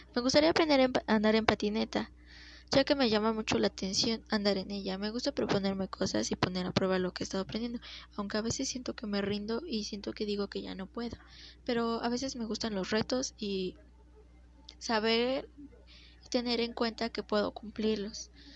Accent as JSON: {"language": "Spanish", "region": "Mexico City", "country": "Mexico", "tie": "born or raised there", "said": "Nací en la Ciudad de México en el año 2003"}